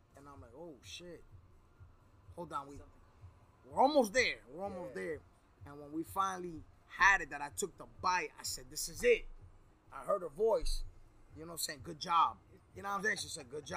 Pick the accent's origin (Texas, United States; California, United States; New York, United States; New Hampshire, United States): New York, United States; New York City; also born or lived in Queens, New York / Woodhaven, New York; now in Miami area, United States; I'm a New Yorker. I'm from Brooklyn